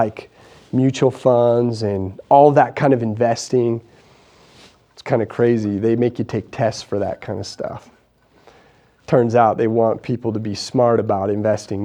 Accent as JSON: {"language": "English", "region": "Idaho", "country": "United States", "said": "I'm just a small town Idaho guy"}